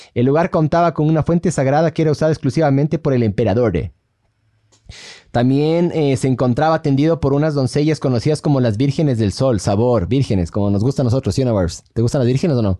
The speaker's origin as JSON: {"language": "Spanish", "country": "Ecuador", "said": "Somos ecuatorianos"}